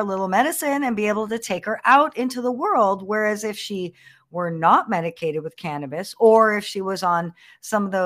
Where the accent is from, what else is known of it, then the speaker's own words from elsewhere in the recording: Los Angeles, California, United States; We're from Los Angeles